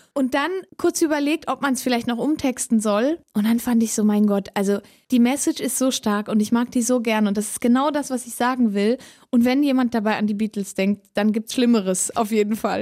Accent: Switzerland; accent: Swiss German; first language Swiss German; German is a second language; das Schweizerdeutsch bleibt meine Muttersprache

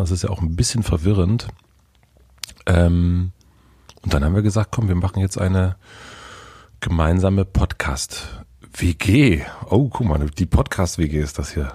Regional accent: East Germany, Germany; bei uns im Osten

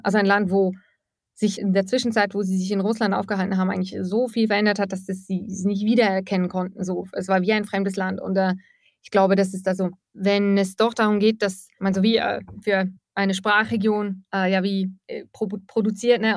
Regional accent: Eastern Switzerland, Switzerland; moved away as an adult; now in Russia; ich komme aus der Ostschweiz. Ich habe sehr lange in einem Ort gelebt in der Ostschweiz

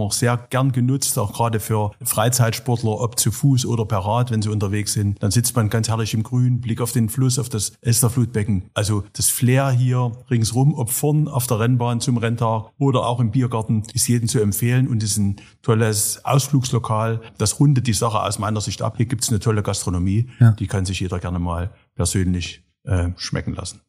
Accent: Saxony, Germany; für mein Heimatland, für den Freistaat Sachsen

